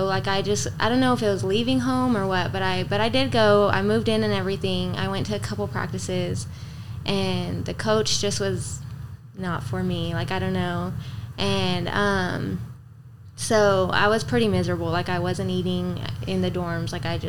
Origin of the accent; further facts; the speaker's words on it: Alpine, Texas, United States; I'm from Alpine.